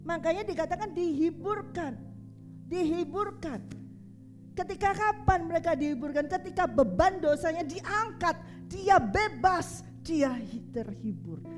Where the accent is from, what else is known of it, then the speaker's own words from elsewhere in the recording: Surabaya, East Java, Indonesia; accent: Surabaya; Saya ini orang Surabaya. Kalau suruh ngomong seperti orang Solo, orang Jawa Tengah nggak bisa. Orang Surabaya ngomongnya bang bang bang bang kasar seperti itu. Ya bahasa saya itu bahasa Surabaya seperti itu.